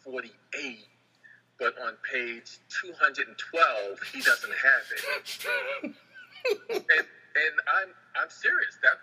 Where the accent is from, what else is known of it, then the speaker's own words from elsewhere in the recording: New York City, New York, United States; my life of growing up in Washington Heights